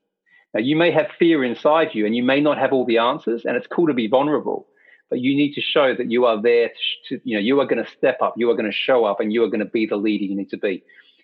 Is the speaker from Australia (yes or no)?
yes; Australia; born there; accent: hybrid Australian English; It's a hybrid Australian English accent, and I'll get into that. So I was born in Australia